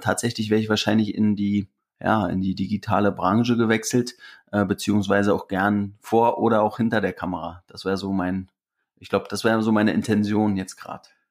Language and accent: German; Briesen, Brandenburg, Germany; now in Berlin, Germany; wenn ich da mal in meinem Heimatdorf bin